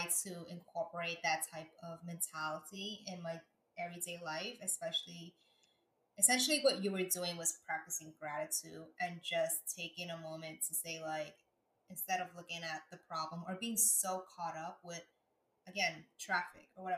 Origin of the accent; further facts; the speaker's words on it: New York, United States; as a New Yorker